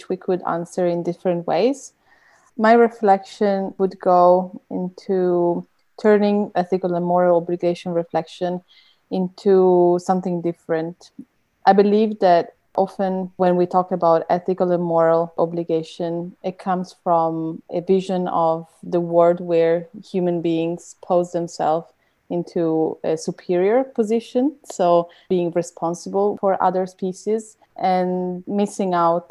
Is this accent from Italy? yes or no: yes; Italy; now in Germany; originally from Italy, but based in Germany.